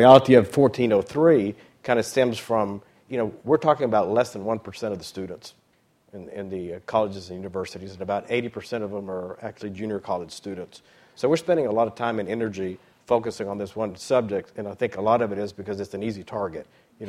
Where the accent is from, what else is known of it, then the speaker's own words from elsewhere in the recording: Cuba; now in United States; I came as an immigrant from Cuba, and I've had the opportunity to achieve the American dream, and I live it every day.